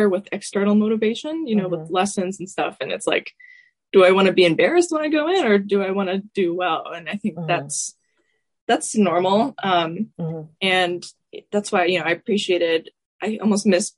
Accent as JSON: {"language": "English", "town": "Atlanta", "region": "Georgia", "country": "United States", "tie": "born or raised there", "said": "my most major teacher growing up in Atlanta was Elizabeth Cook Tishon"}